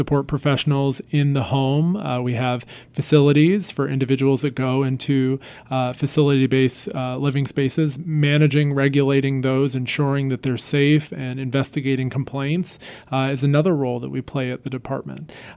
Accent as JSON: {"language": "English", "region": "North Carolina", "country": "United States", "tie": "born or raised there", "said": "a public servant in my home state"}